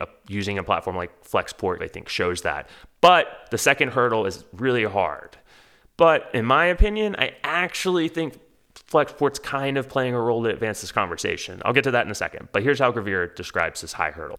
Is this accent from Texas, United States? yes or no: yes; Houston, Texas, United States; moved away; I grew up in Houston